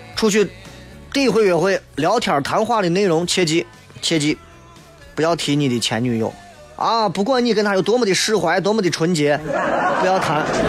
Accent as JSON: {"language": "Chinese", "region": "Shaanxi", "country": "China", "said": "我们陕西有句俗话啊"}